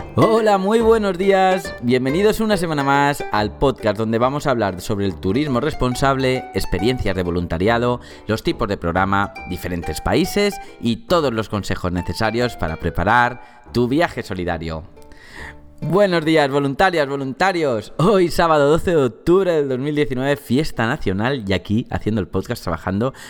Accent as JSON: {"language": "Spanish", "town": "Valencia", "region": "Valencian Community", "country": "Spain", "tie": "born or raised there", "said": "sobre mi ciudad natal, ¿no? Sobre Valencia"}